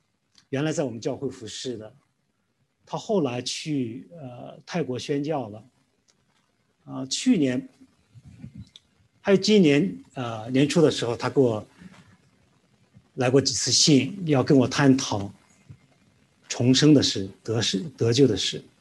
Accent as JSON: {"language": "Chinese", "country": "China", "said": "因为我们中国人呢，其实其他地方也也都有这样的观念，就是说善有善报，恶有恶报。"}